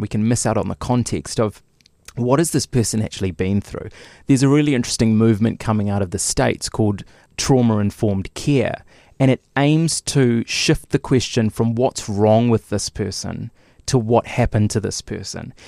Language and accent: English; Lower Hutt, Wellington, New Zealand; I grew up in Lower Hutt